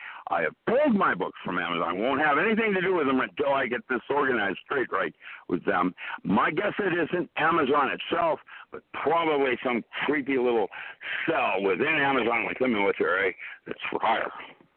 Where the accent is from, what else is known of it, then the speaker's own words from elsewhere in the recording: Seattle, Washington, United States; When they do go, it will be hell to pay because I grew up in Seattle, and how dare them.